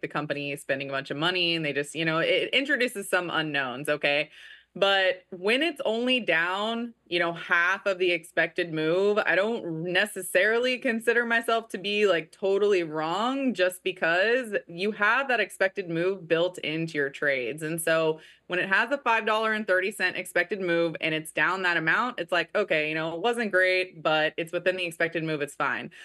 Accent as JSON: {"language": "English", "town": "Kansas City", "region": "Missouri", "country": "United States", "said": "I am actually from Kansas City"}